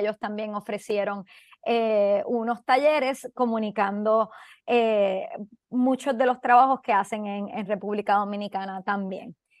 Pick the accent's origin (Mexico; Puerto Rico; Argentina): Puerto Rico; yo, siendo puertorriqueña